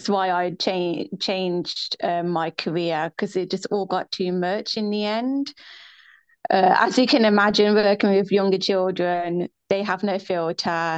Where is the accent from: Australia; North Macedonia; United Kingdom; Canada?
United Kingdom; England; I'm from England